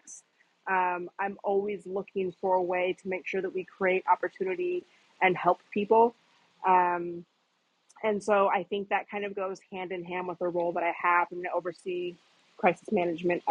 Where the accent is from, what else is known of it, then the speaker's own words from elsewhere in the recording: Washington, United States; moved away as an adult; also born or lived in Seattle, Washington / New York; now in Atlanta, United States; I reside in Atlanta, Georgia currently, but I'm from Washington State, born and raised, small country town, so grew up very small town.